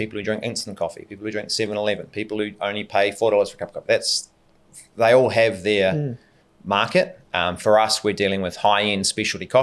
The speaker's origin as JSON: {"language": "English", "country": "New Zealand", "moved": "yes", "said": "We're all from New Zealand, so obviously there's always a draw there back to home."}